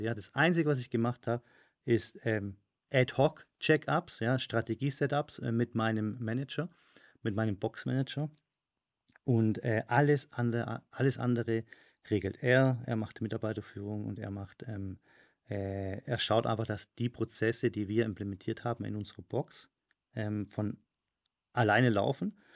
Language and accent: German; Stuttgart, Baden-Württemberg, Germany; now in Madrid, Spain; in Stuttgart, da wo ich herkomme